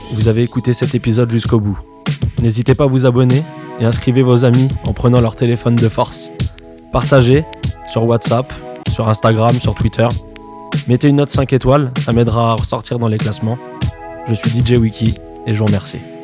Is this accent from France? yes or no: yes; Montreuil, Île-de-France, France; je viens de Montreuil également